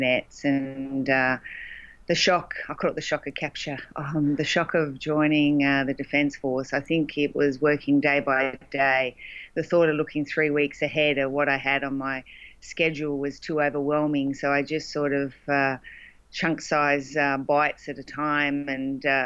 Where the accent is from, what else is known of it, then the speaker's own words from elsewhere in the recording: Loxton, South Australia, Australia; moved away; Loxton, which was the town I grew up